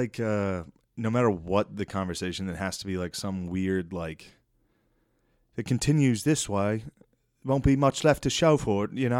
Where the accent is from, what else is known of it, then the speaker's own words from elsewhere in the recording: United States; No, we're from America.